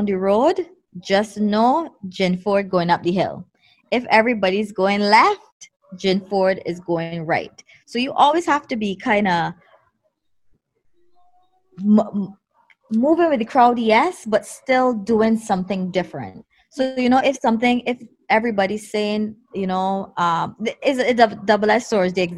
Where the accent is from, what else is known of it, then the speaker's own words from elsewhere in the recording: Barbados; growing up in Barbados